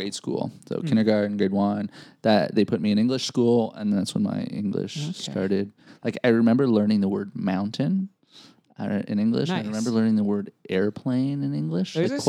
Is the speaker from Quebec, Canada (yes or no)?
yes; Quebec, Canada; also born or lived in Chambly, Canada / Kelowna, Canada; now in Vancouver, Canada; I was in Quebec City until I was in, I think, grade one.